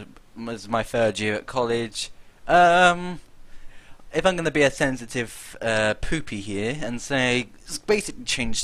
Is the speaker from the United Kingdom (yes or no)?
yes; United Kingdom; Obviously, we're British.